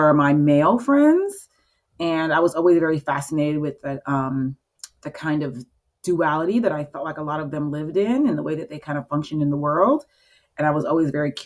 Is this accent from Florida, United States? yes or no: yes; Florida, United States; also born or lived in Chicago; now in Baltimore, United States; Well, I moved here from Chicago. I'm from Florida, but I was in Chicago for a few years.